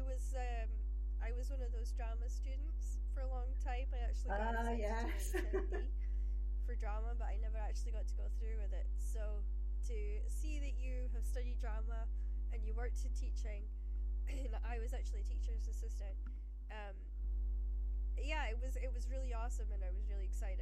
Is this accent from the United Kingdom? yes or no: yes; Shetland, Scotland, United Kingdom; I grew up in Shetland